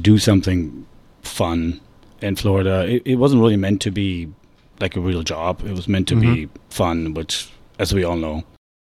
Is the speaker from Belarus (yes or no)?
no; Germany; moved away as an adult; also born or lived in London, United Kingdom; now in United States; I was born and raised in Germany. I moved to the U.S. in 1999, in fall of 99.